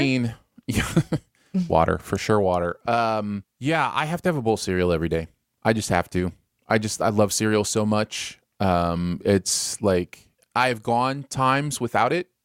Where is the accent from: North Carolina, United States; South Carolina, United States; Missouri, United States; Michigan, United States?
Michigan, United States; moved away; also born or lived in Bridgeport, Connecticut; growing up in Michigan